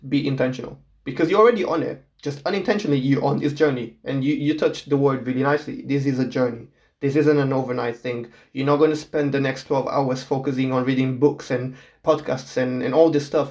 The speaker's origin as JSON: {"language": "English", "country": "Portugal", "tie": "born or raised there", "moved": "yes", "lives_now": "United Kingdom", "said": "I am from Portugal. I'm born and raised yeah. there"}